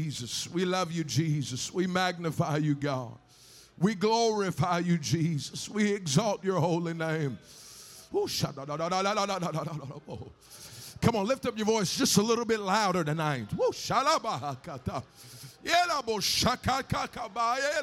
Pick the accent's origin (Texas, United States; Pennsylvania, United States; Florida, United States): Texas, United States; now in California, United States; I might live in California now, but I grew up in Texas